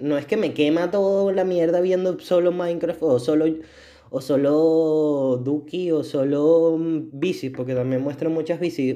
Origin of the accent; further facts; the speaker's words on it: Venezuela; soy venezolano